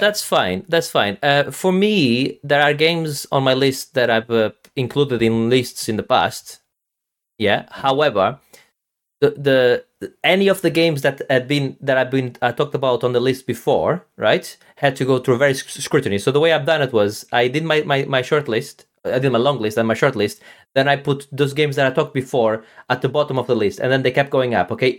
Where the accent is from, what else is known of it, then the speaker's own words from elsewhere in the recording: Portugal; I'm from, from Portugal, which is obviously, uh, Western Europe